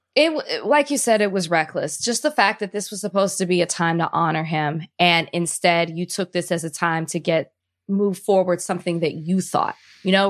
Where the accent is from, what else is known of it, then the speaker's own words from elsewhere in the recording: Dallas, Texas, United States; I'm from Dallas, Texas.